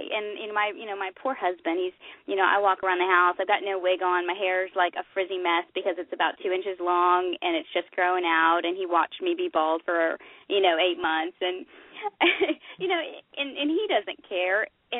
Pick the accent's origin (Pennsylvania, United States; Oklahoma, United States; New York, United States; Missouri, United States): Oklahoma, United States; And I grew up in Oklahoma. We didn't know as much maybe about nutrition in my household just growing up.